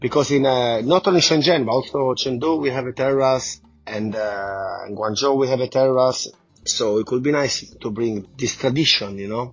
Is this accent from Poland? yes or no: no; Italy; moved away; I come from Italy